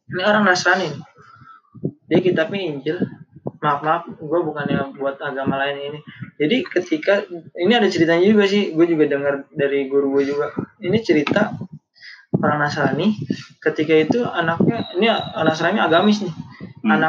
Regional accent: Jakarta, Indonesia; Nih, kita orang Betawi nih nyari guru.

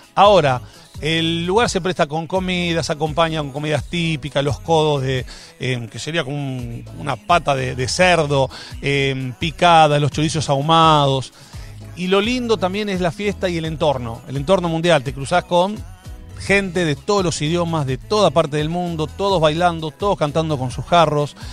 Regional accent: Argentina

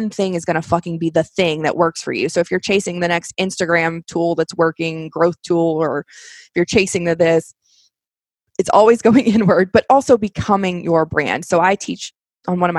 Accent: Kentucky, United States; I'm from Kentucky

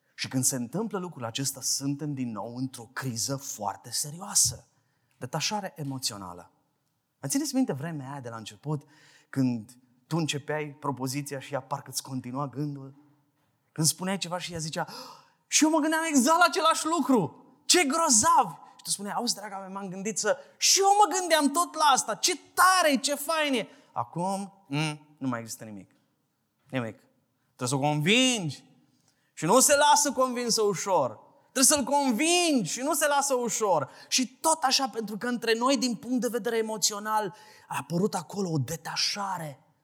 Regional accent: Brăila, Brăila County, Romania; de la Brăila vin

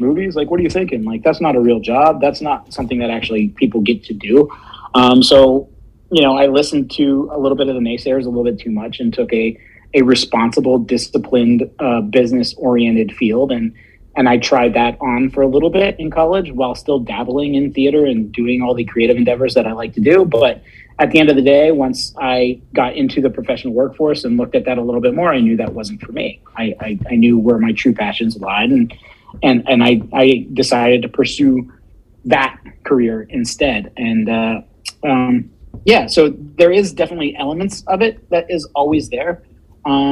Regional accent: Punxsutawney, Pennsylvania, United States; moved away as an adult; also born or lived in DuBois, Pennsylvania / Erie, Pennsylvania / Pittsburgh, Pennsylvania; we grew up in Punxsutawney

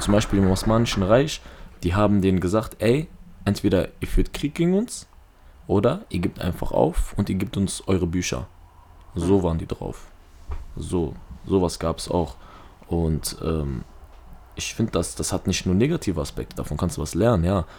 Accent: Duisburg, North Rhine-Westphalia, Germany; Ich bin in Duisburg aufgewachsen

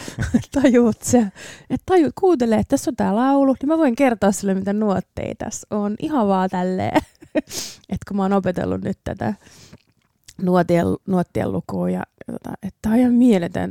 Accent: Finland; Finnish is a second language; also born or lived in Ireland; mä muutin sen jälkeen Suomeen kuusivuotiaana

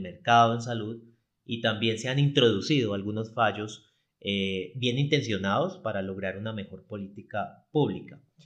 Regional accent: Cali, Valle del Cauca, Colombia; yo soy de Cali, Colombia

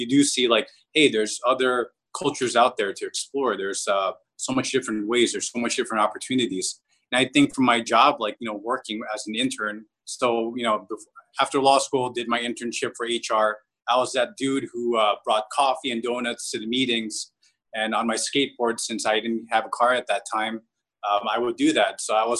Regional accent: New Jersey, United States; born or raised there; moved away as an adult; now in Philippines

